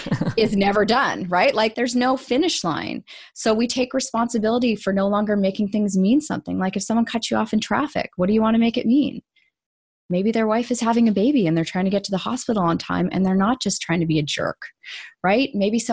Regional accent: Canada; also born or lived in Vancouver; I'm Canadian.

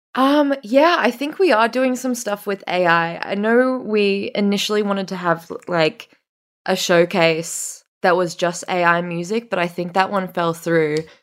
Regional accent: Australia; this is a very Australian thing where we say Megan, um, but Americans say Megan.

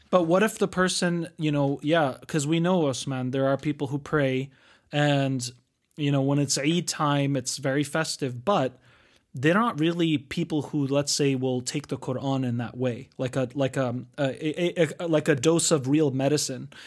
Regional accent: United States; we grew up in the United States

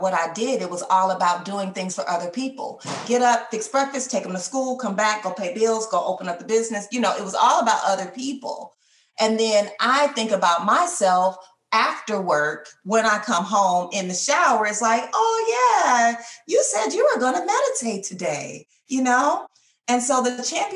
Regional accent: Detroit, Michigan, United States; moved away; I'm from Michigan originally, I'm from Detroit, Michigan

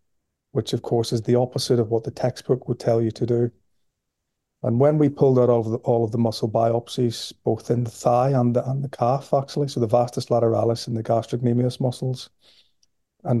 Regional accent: Belfast, Northern Ireland, United Kingdom; moved away as an adult; now in Liverpool, United Kingdom; as you can hear from my accent, I'm from Belfast originally, and I came to Liverpool in the year 2000 as an undergraduate student

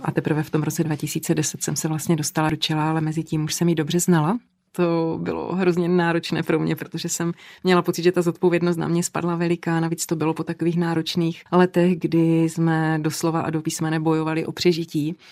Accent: Kopřivnice, Moravian-Silesian Region, Czechia; v Kopřivnici, odkud pocházím

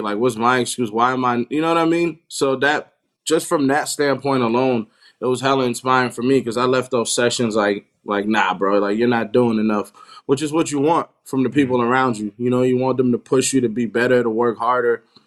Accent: New York City, New York, United States; moved away as an adult; now in Los Angeles, United States; I grew up in Queens.

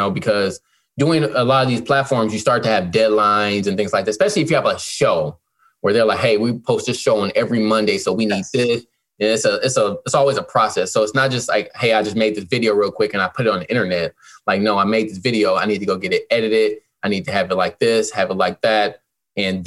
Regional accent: Detroit, Michigan, United States; moved away as an adult; also born or lived in Saginaw, Michigan / Atlanta, Georgia; now in Los Angeles, United States; Born in Saginaw, Michigan, grew up in Detroit

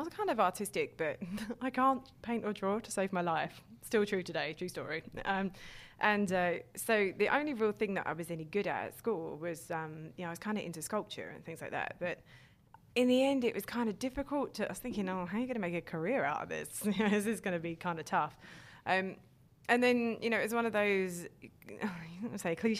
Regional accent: London, United Kingdom; accent: North London; also born or lived in New Zealand; where I'm from in North London

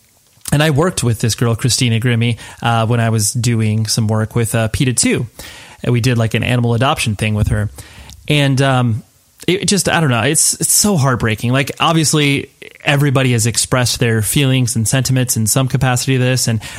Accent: California, United States; at the PCH Club in Wilmington, California, because I'm from Southern California.

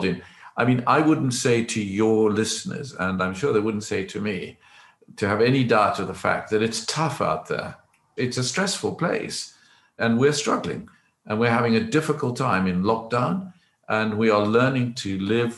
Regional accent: South Africa; moved away as an adult; now in England, United Kingdom; I grew up in South Africa under the apartheid regime

